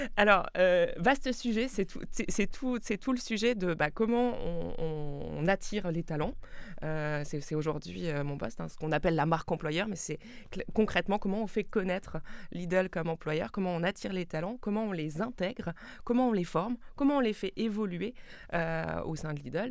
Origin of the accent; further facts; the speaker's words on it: Alsace, Grand Est, France; moi je suis alsacienne, je suis née euh, euh, et j'ai grandi à quelques kilomètres de, la frontière